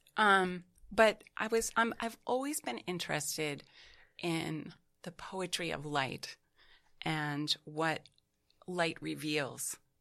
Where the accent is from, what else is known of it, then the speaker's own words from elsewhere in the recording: Beverly, Massachusetts, United States; now in New York City, United States; I was introduced to Montserrat College of Art in my hometown of Massachusetts, um, Beverly, Massachusetts